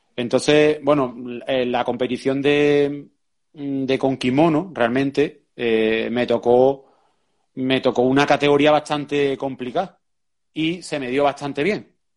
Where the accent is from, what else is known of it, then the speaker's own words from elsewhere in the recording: Seville, Andalusia, Spain; nosotros somos de Sevilla, en Sevilla cuando nosotros empezamos había muy poco jiu-jitsu